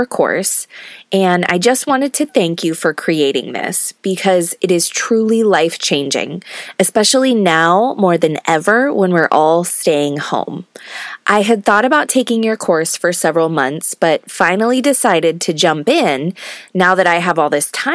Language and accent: English; California, United States; moved away as an adult; now in Georgia, United States; both of us being born and raised in California and never having lived outside the state